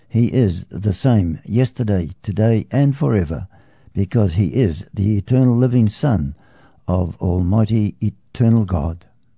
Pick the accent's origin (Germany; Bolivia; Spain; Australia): Bolivia; During the early days of my life as I grew up in Bolivia, my parents and I would listen to shortwave radio